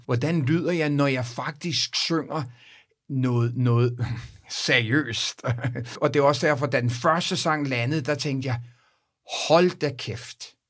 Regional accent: Copenhagen, Capital Region of Denmark, Denmark; now in United States; mine barndomsvenner, og, og dem jeg gik i skole med, og, og på Vesterbro Ungdomsgården

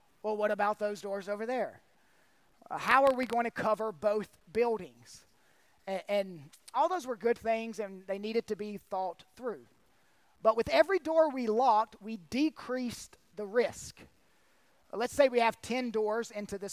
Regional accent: North Carolina, United States; my home state of North Carolina

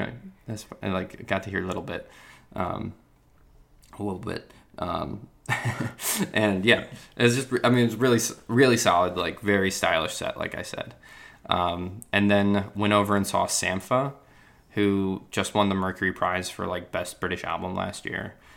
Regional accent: New York, United States; I'm the kid from New York here in London

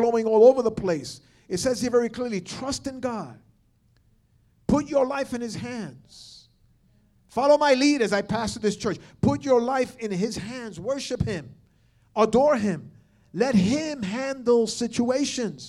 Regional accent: New York / the Northeast, United States; most of us here are New Yorkers, or at least we're from the Northeast

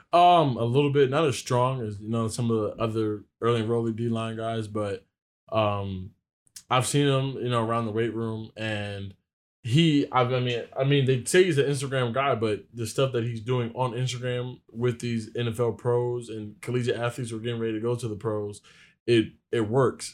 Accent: Virginia, United States; moved away as an adult; now in East Lansing, United States; I'm from Virginia

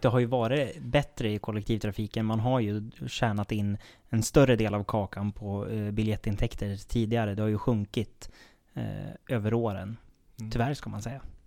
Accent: Söderhamn, Gävleborg County, Sweden; i Söderhamn vet jag i alla fall, där jag kommer ifrån

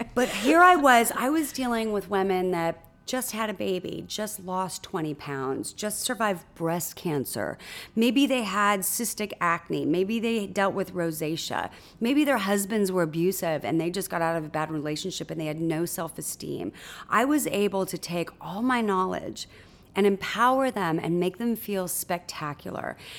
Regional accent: Huntington Beach, California, United States; I was born in Newport Beach, California, and raised in Huntington Beach, California, in a sleepy little surf town

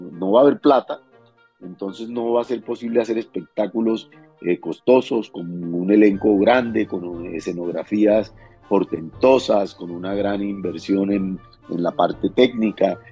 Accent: Cartagena, Bolívar, Colombia; yo soy de Cartagena.

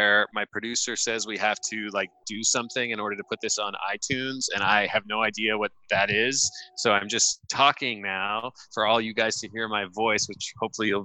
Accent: Los Angeles, California, United States; I am born and raised in Los Angeles.

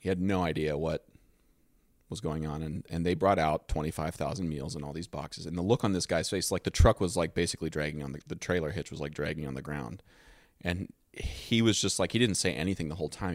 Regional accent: Dover, Ohio, United States; moved away; I was from Dover, Ohio

